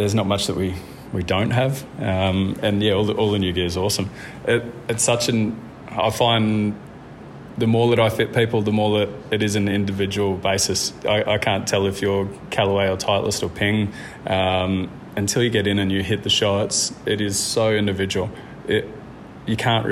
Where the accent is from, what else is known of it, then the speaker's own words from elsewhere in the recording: Gold Coast, Queensland, Australia; moved away as an adult; now in Yamba, Australia; We grew up on the Gold Coast and we had an incredible upbringing on the beach